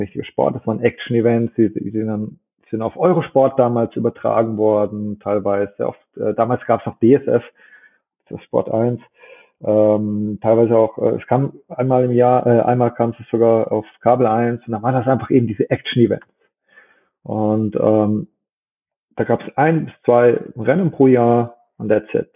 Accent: Germany; bei uns in Deutschland

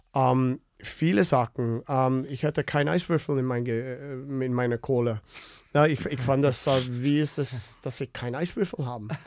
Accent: Winnipeg, Manitoba, Canada; German is a second language; moved away as an adult; now in Germany; ich komme aus Winnipeg, wo äh, wir haben viel Möglichkeit dort äh, draußen äh, Schlittschuh zu laufen und zu spielen

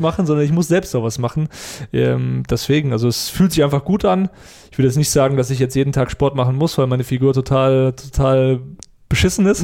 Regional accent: near Frankfurt, Hesse, Germany; Ich komme aus der Nähe von Frankfurt

